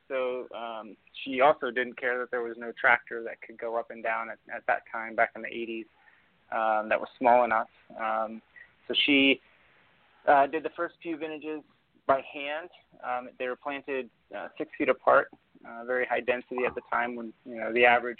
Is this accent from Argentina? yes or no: yes; Argentina; now in United States; We're from Argentina originally, as our family and my grandparents and everybody were from Argentina